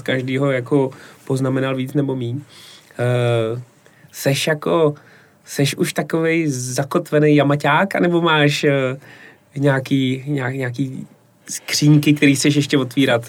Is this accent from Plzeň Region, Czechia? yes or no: yes; Plzeň, Plzeň Region, Czechia; jako Plzeňák